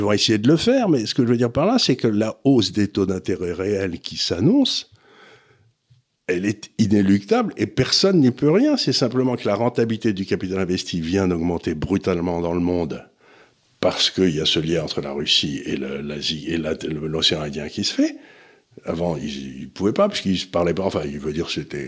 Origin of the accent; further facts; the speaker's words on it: France; je suis français, je suis ni italien ni rien du tout